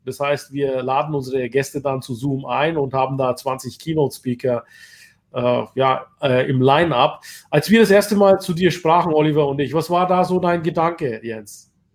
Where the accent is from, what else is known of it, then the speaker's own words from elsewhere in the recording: Bayreuth, Bavaria, Germany; Ich bin ja aus Bayreuth